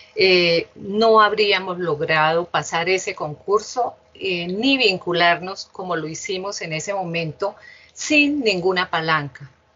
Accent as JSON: {"language": "Spanish", "town": "Bucaramanga", "region": "Santander", "country": "Colombia", "tie": "born or raised there", "said": "yo nací en esta ciudad, en Bucaramanga"}